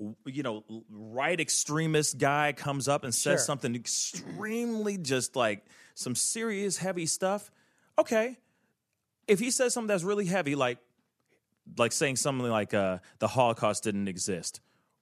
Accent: Haiti; I'm from Haiti

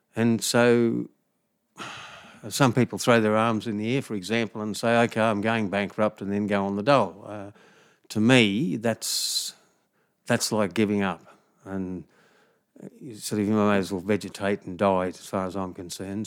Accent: Harveys Range, west of Townsville, Queensland, Australia; where I was brought up on Harvey's Range, west of Townsville

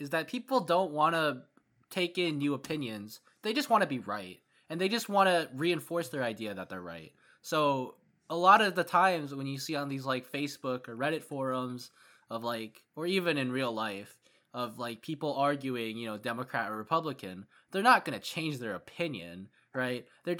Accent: Minnesota, United States; born there; now in Washington, United States; I was born in Minnesota and I came over to Washington.

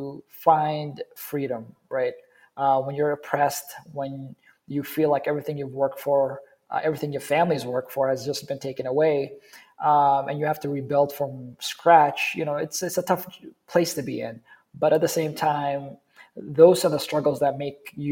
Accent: Somalia; moved away; I grew up in Somalia

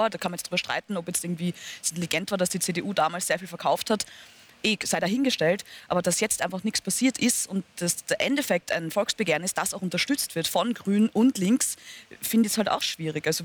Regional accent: Austria; da gibt es wirklich Dinge, die kann man sich als Österreicher kaum vorstellen.

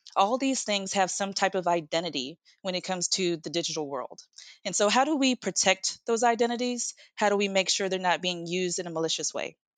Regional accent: United States; I am from the United States

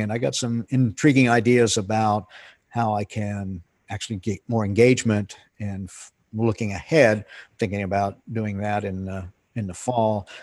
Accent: Pennsylvania, United States; moved away as an adult; I grew up in Pennsylvania

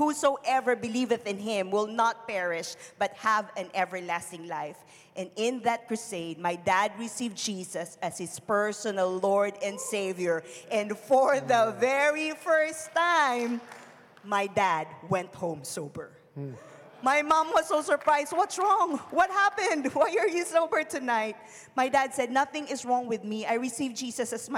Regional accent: Philippines; moved away; I was born and raised in the Philippines, to a very poor family

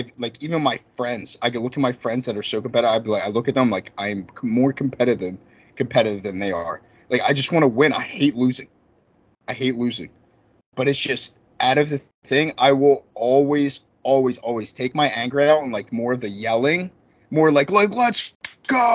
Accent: Philadelphia, Pennsylvania, United States; I'm from Philly

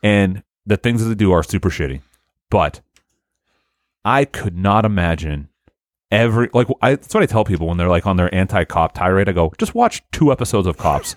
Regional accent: Haverhill, Massachusetts, United States; I, from Haverhill.

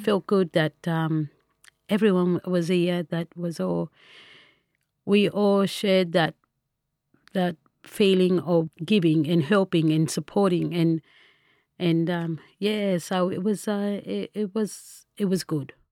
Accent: Tabulam, New South Wales, Australia; also born or lived in Lismore, New South Wales / Gundurimba, New South Wales; I'm originally from Tabulum. where I grown up as a small child, but moved to Lismore at the age of ten with my grandmother. And Lismore's been my home.

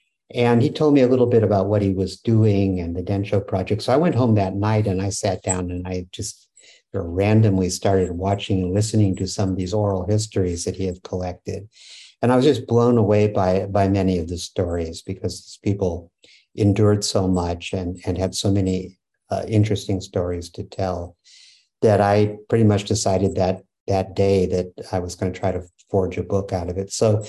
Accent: West Coast, United States; First of all, I grew up on the West Coast, and so I grew up with a lot of Japanese American friends.

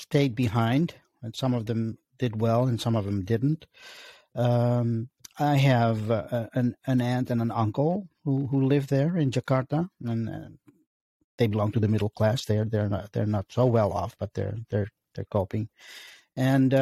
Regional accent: Amsterdam, North Holland, Netherlands; now in United States; I'm from Amsterdam, born and raised. First, I'm an Amsterdammer who happens to have roots in the former Dutch East Indies, and now I'm an American

